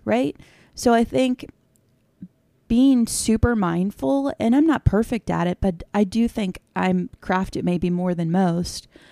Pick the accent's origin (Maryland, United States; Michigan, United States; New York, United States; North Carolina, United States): Maryland, United States; south of Annapolis; now in Western Maryland, United States; I grew up south of Annapolis, Maryland. More of a Bay culture vibe